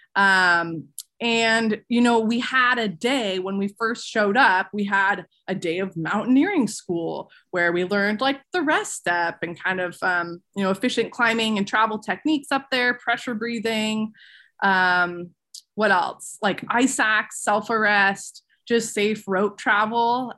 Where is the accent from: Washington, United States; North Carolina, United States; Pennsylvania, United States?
Washington, United States; Seattle area; born or raised there